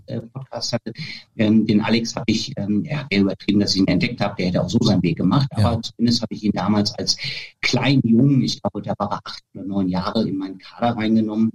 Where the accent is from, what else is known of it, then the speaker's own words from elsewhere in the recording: Bad Oeynhausen, North Rhine-Westphalia, Germany; aus dem kleinen Ort, wo ich groß geworden bin. Das ist ja ähm, in Bad Oeynhausen, mhm. so Herford-Löhne, so in der Gegend Ostwestfalen